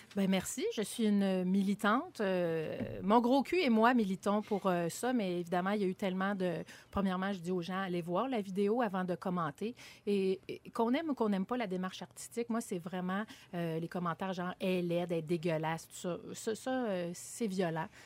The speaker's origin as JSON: {"language": "French", "town": "Montreal", "region": "Quebec", "country": "Canada", "said": "je viens de Montréal, j'habitais Montréal"}